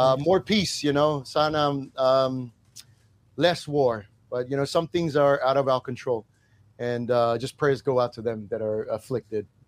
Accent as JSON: {"language": "English", "country": "New Zealand", "tie": "born or raised there", "also_born_or_lived": "Australia", "moved": "yes", "said": "my mom is also Tongan and I was born in New Zealand. So they migrated from Tonga to New Zealand"}